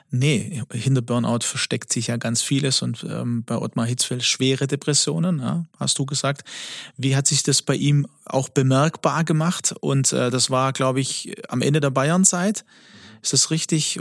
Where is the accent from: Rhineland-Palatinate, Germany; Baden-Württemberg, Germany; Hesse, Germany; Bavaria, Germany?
Baden-Württemberg, Germany; Swabia; accent: Swabian; ich bin ja der griechische Schwabe